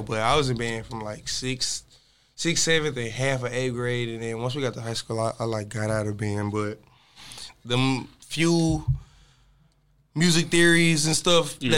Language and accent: English; DeSoto, Texas, United States; also born or lived in Houston, Texas; I'm from DeSoto, Texas. Graduated from DeSoto in 2010. Moved to Houston in 2010 to go to U of H